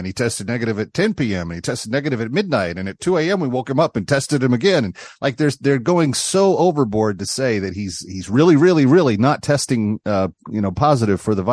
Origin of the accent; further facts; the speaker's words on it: Texas, United States; a former Southwest Conference kid myself, you know, growing up in Texas